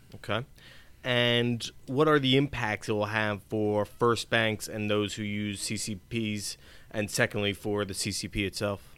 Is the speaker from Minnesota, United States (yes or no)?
no; Easton, Pennsylvania, United States; my hometown of Easton, Pennsylvania